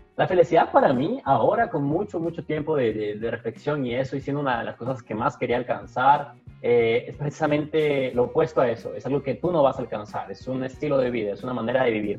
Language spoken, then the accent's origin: Spanish; Ilo, Moquegua, Peru; moved away as an adult; also born or lived in Arequipa, Peru / Florianópolis, Brazil; now in Brazil; yo vivía en Hilo, yo acabé el colegio en Hilo, yo nací en Hilo, de hecho